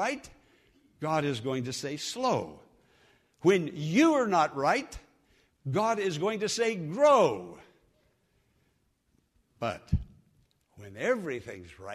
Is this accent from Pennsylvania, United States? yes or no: yes; Western Pennsylvania, United States; moved away